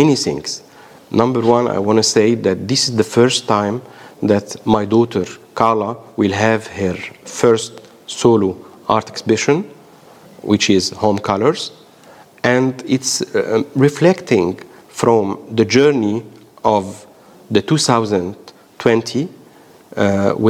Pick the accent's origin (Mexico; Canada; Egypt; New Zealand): Egypt; now in Australia; all my childhood from Egypt and then to Australia. So it's a mixture of being Egyptian and being Australian